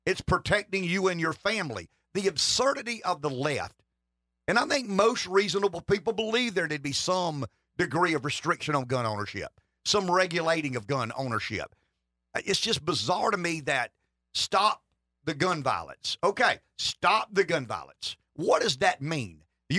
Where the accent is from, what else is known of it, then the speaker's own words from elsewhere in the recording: the South, United States; accent: Southern; The only thing more bizarre than me telling this story with my Southern accent